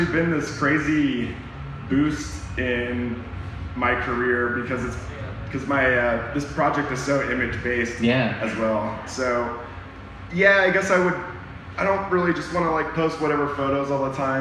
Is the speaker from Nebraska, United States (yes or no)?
yes; Nebraska, United States; I'm from Nebraska